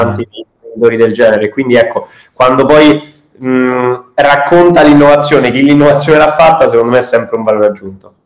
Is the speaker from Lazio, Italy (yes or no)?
yes; Rome, Lazio, Italy; sia io che Edoardo, il mio socio, siamo, siamo di Roma